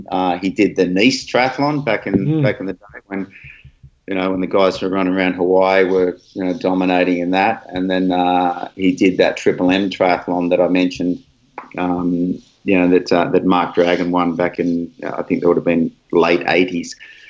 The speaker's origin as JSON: {"language": "English", "country": "Australia", "said": "You know, being Aussie and New Zealand is the same, because we abbreviate everybody's name."}